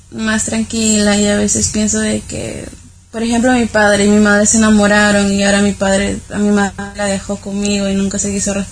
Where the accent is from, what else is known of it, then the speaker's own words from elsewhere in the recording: Peru; Yo soy de Perú.